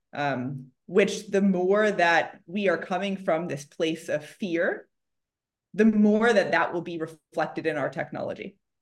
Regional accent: Chicago, Illinois, United States; now in Silicon Valley, United States; I grew up in Chicago

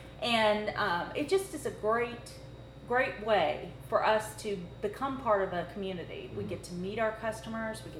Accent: Louisville, Kentucky, United States; also born or lived in Richmond, Kentucky; I was born and raised in Louisville, but I went to college at EKU

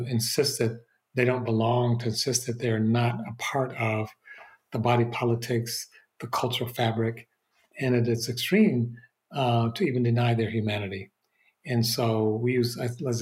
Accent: Detroit, Michigan, United States; now in Berkeley, United States; I'm from Detroit. My family is still in the Detroit area, and I'll be there over Thanksgiving. Michigan still feels like home, even though I haven't lived there for many years now

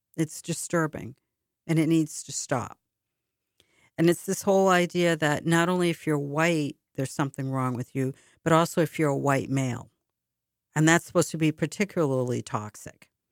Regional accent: Boston, Massachusetts, United States; When I was growing up in Boston

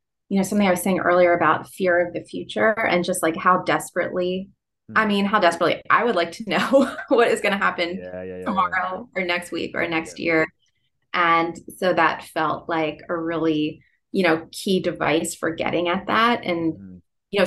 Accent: Philadelphia, Pennsylvania, United States; accent: Philadelphia; nasal East Coast; my Philadelphia accent

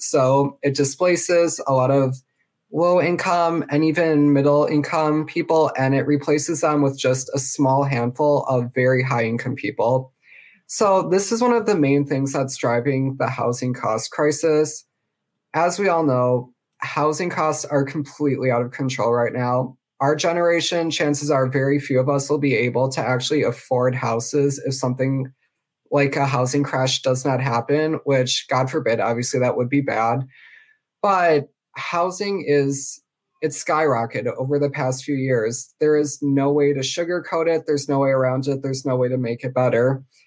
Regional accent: Wisconsin, United States; I am from Wisconsin

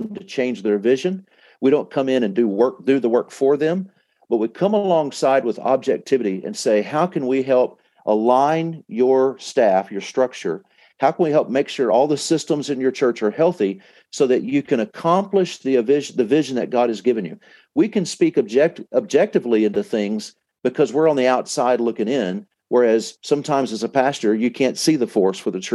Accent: Dallas, Texas, United States; I'm from Dallas

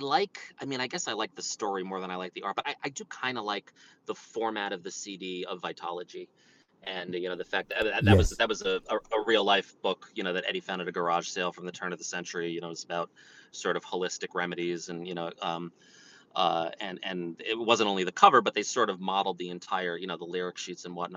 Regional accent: New York, United States; I'm a New Yorker and I'm a Yankees fan here.

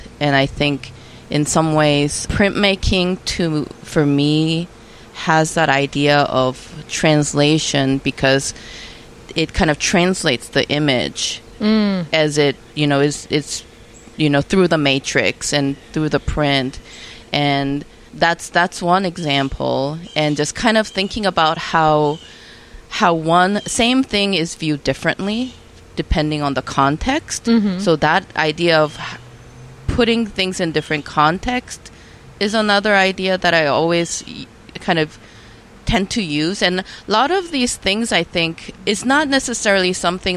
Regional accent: South Korea; moved away; I was born in Korea, but then when I go back to Korea, I again become a foreigner because I live

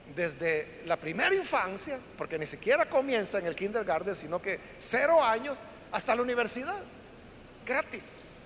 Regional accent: El Salvador

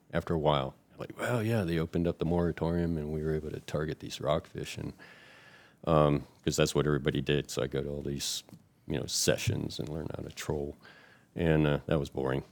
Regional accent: Florida, United States; moved away as an adult; now in Chesapeake Bay area, United States; I'm from Florida, and, um, that's where I enlisted from

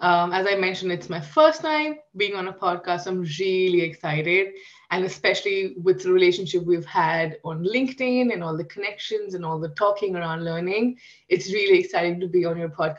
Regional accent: Kuwait; now in New Delhi, India; So I live in New Delhi, India. That's where I am from as well. But I've spent a lot of my childhood in the Middle East. So I've spent 18 years of my life in a country called Kuwait.

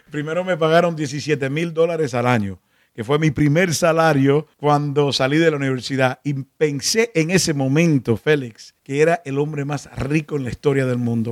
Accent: Miami, Florida, United States; also born or lived in Cuba; Vinimos de Cuba. Nos criamos aquí en Miami.

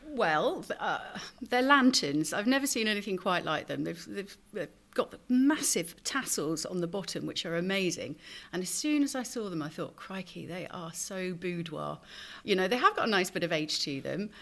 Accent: Somerset, South West England, United Kingdom; now in Dorset, United Kingdom; I was born actually in Somerset.

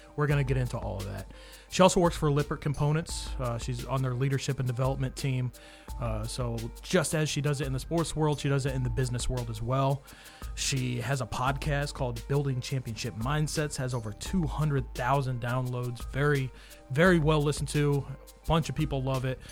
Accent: Kansas, United States; moved away; also born or lived in New York; I moved here from New York, but I spent much of my childhood in Kansas.

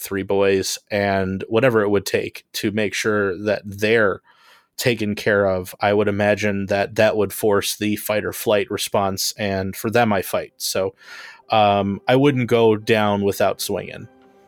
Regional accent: Homewood, Illinois, United States; I'm an artist and comedian. I am from Homewood, Illinois.

